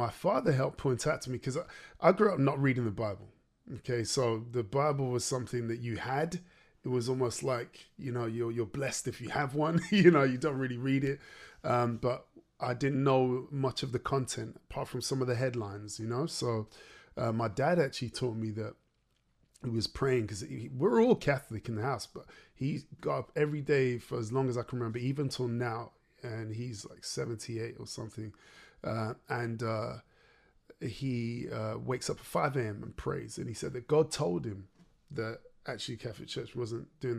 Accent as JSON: {"language": "English", "town": "Derby", "region": "East Midlands", "country": "United Kingdom", "tie": "born or raised there", "moved": "as an adult", "lives_now": "London, United Kingdom", "said": "I grew up in the Midlands. I grew up in Derby."}